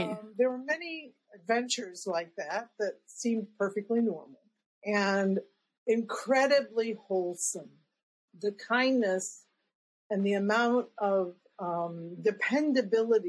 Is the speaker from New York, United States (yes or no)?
no; Claremore, Oklahoma, United States; I was born in 1953 in Oklahoma